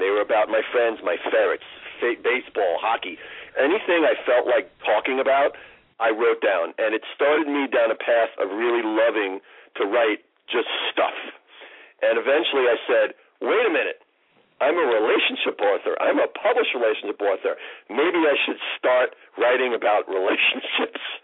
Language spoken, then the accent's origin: English; New York City, New York, United States; I grew up in New York City